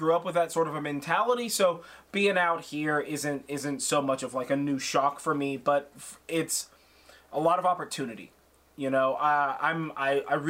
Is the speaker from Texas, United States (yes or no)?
no; Sonoma, California, United States; I grew up in Sonoma, I grew up in a small town